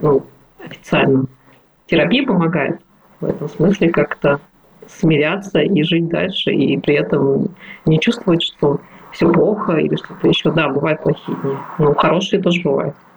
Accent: Irkutsk, Irkutsk Oblast, Russia; moved away; в моем родном городе Иркутске

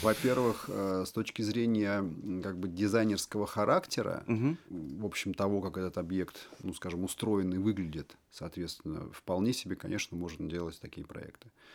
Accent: Moscow, Russia; born or raised there

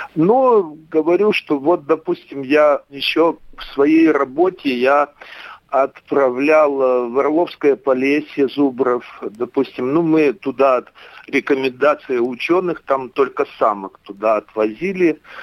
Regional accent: Sinki, Byerastavitsa District, Grodno Region, Belarus; moved away as an adult; also born or lived in Kirov, Russia / Iturup, Russia / Belovezhskaya Pushcha, Belarus; now in Kunashir, Russia; родился в деревне Синки Берестовицкого района Гродненской области, Республики Белоруссия. Учился в школе, закончил училище сельскохозяйственное, затем уехал

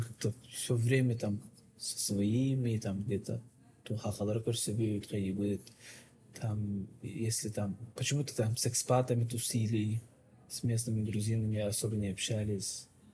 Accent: Yakutia, Sakha Republic, Russia; moved away as an adult; now in Almaty, Kazakhstan; мы все из Якутии все.

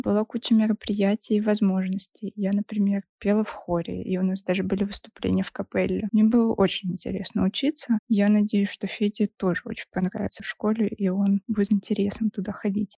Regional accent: Saint Petersburg, Russia; Мне 34, я из Петербурга.

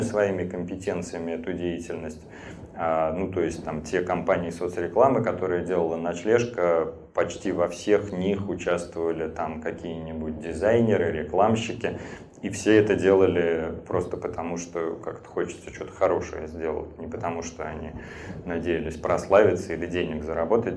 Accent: Saint Petersburg, Russia; я живу, родился в Петербурге

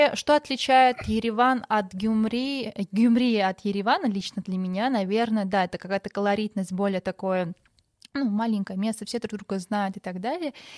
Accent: Maralik, Shirak, Armenia; я сама из Моралика

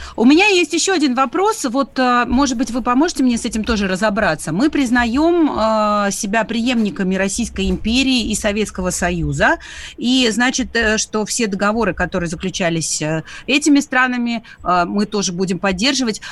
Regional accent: Makiivka, Donetsk Oblast, Ukraine; moved away; also born or lived in Khanzhonkovo; как человек, который вырос в Донбассе, э, я родом из Макеевки

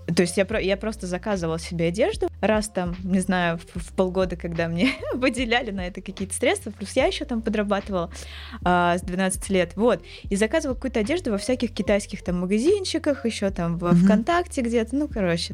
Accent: Dmitrov, Moscow Oblast, Russia; Я не из Москвы, я из Дмитрова, это Подмосковье, не супер далеко

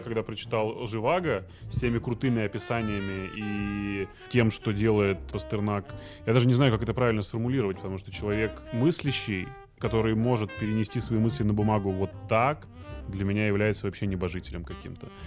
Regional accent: Izhevsk, Udmurtia, Russia; born or raised there; also born or lived in Ashgabat, Turkmenistan; now in Moscow, Russia

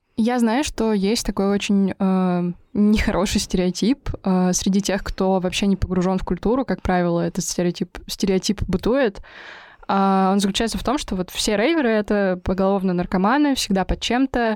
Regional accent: Kirov, Kirov Oblast, Russia; в моем родном городе Кирове

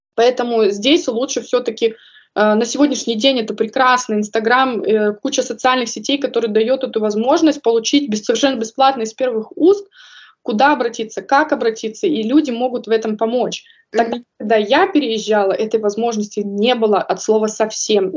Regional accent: Kazakhstan; moved away as an adult; also born or lived in North Rhine-Westphalia, Germany; now in Stuttgart, Germany; я родом из Казахстана

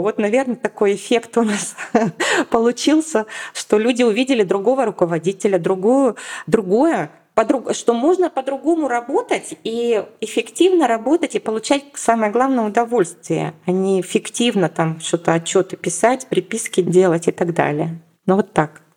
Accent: Yekaterinburg, Sverdlovsk Oblast, Russia; moved away as an adult; now in Moscow, Russia; переехала в Москву. Я из Екатеринбурга, то есть я не москвичка. И в 2009 году я взяла и переехала

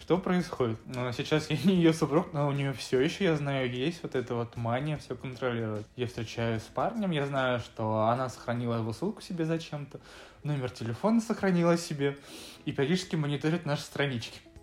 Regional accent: Severodvinsk, Arkhangelsk Oblast, Russia; moved away as an adult; now in Moscow, Russia; я северный парень из Северодвинска. В Москве уже, получается, пятый год живу

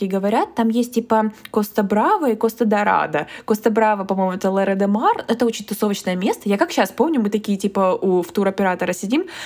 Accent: Krasnodar, Krasnodar Krai, Russia; Ну мы еще типа из Краснодара

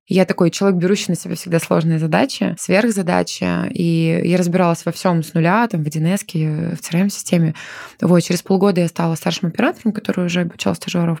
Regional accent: Chelyabinsk, Chelyabinsk Oblast, Russia; moved away as an adult; now in Moscow, Russia; родилась и выросла в Челябинске.

